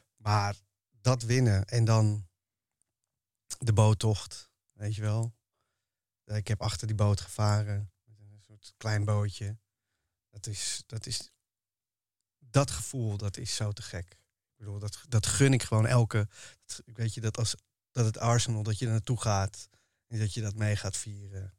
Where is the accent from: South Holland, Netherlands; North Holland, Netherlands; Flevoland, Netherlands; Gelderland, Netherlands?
North Holland, Netherlands; Amsterdam; ik ben een Amsterdammer en daarvoor is Ajax mijn club